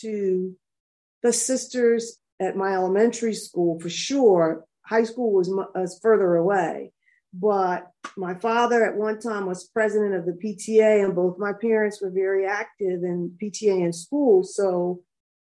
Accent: Trenton, New Jersey, United States; I was born and raised in Trenton, New Jersey.

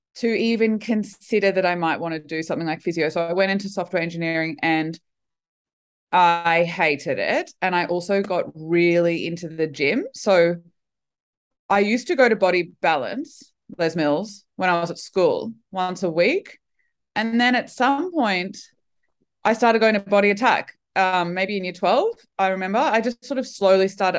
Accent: Brisbane, Queensland, Australia; brisbane winter is not winter now that i've lived other places in the world when i came back i thought oh right our winter's awesome

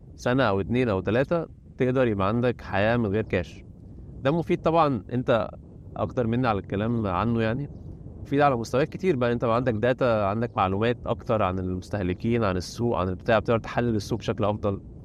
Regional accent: Egypt; moved away as an adult; now in China; عندنا في مصر

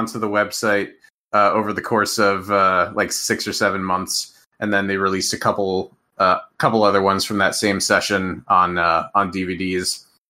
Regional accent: Minnesota, United States; I grew up in Minnesota

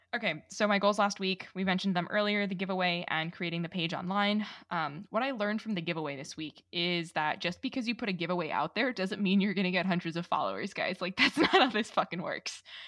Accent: New York, United States; I'm Italian and from New York

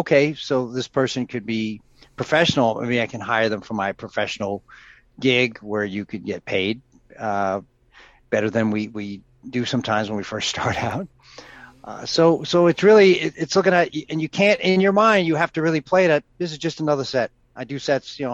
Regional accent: New York, United States; I grew up in New York

